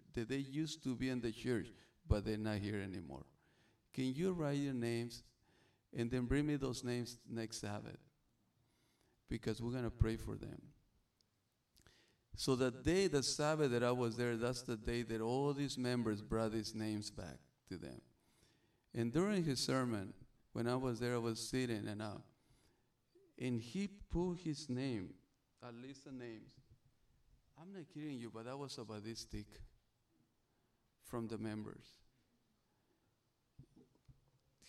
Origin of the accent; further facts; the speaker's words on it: Sonora, Mexico; English is a second language; also born or lived in Arizona / California; now in Hawaii, United States; the way I speak, the way my English, I'm from Mexico. I'm born in Sonora, right across from Arizona.